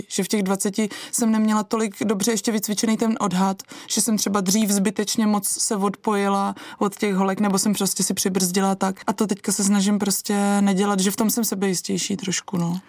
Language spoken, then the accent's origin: Czech; Krkonoše, Czechia; u nás doma v Krkonoších